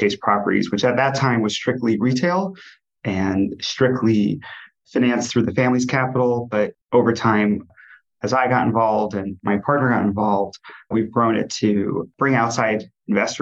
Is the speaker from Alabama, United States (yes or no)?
no; New Jersey, United States; moved away as an adult; also born or lived in New York City; now in Cleveland, United States; I grew up in New Jersey